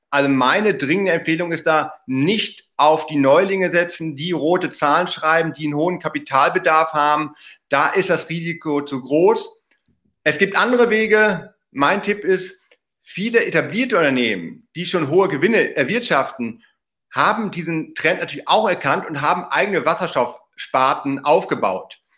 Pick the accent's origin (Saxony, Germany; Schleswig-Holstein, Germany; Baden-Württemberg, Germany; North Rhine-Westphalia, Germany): North Rhine-Westphalia, Germany; Glücklicherweise auch meine Heimat im Münsterland, 2G Energy aus Heeg, fahre ich jedes Mal, wenn ich meine Eltern besuche, direkt vorbei